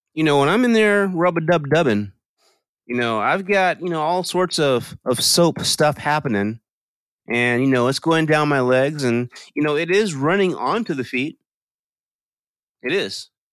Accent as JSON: {"language": "English", "region": "Texas", "country": "United States", "tie": "born or raised there", "said": "all my life growing up in Texas"}